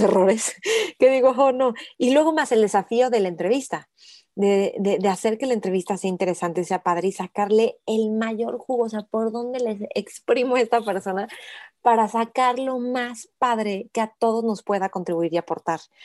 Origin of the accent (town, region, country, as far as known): Mexico